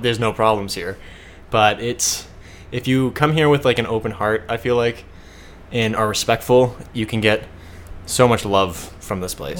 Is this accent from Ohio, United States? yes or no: yes; Shaker Heights, Ohio, United States; moved away as an adult; now in Hawaii, United States; I was graduating from Shaker Heights High School in Cleveland